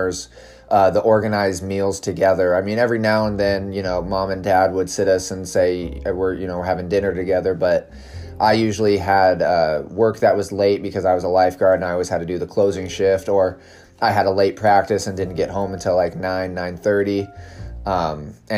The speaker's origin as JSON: {"language": "English", "region": "Southern Oregon", "country": "United States", "tie": "born or raised there", "moved": "yes", "lives_now": "Santa Barbara, United States", "said": "we grew up in a little country town in Southern Oregon that was very, very wooded."}